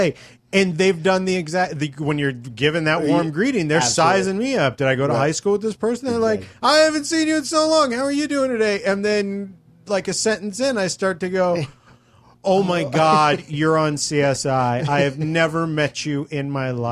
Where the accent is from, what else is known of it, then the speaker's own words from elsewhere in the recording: California, United States; I am a Mexican-Italian, mm-hmm, born and raised in California